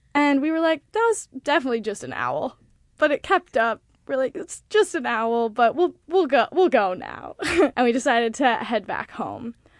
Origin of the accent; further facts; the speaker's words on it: Montana, United States; moved away as an adult; now in New York, United States; I am from Montana